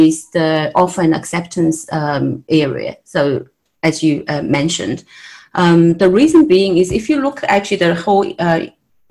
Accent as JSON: {"language": "English", "country": "Australia", "moved": "as an adult", "lives_now": "United States", "said": "I'm actually an Australian, and just moved to United States from Australia"}